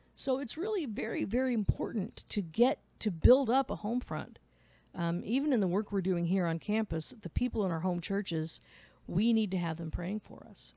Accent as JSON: {"language": "English", "region": "Midwest", "country": "United States", "moved": "yes", "lives_now": "Clarksville, United States", "said": "I'm from the Midwest. We're blunt."}